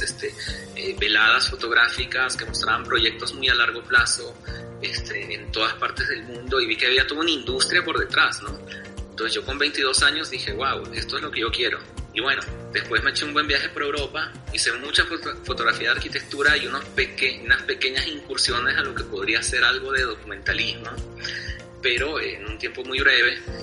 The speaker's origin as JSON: {"language": "Spanish", "country": "Venezuela", "tie": "born or raised there", "also_born_or_lived": "Bolivia", "moved": "as an adult", "lives_now": "La Paz, Bolivia", "said": "yo tuve la niñez y la adolescencia viviendo en otro país, ¿no? Yo me crié en Venezuela y, este, volví aquí a Bolivia a los 18"}